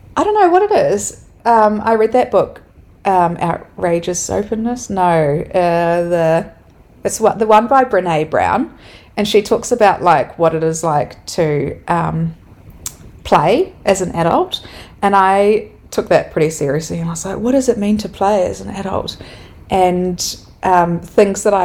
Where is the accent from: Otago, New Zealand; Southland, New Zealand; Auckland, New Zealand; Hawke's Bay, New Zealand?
Otago, New Zealand; Dunedin; also born or lived in Melbourne, Australia; now in Wanaka, New Zealand; I grew up in Dunedin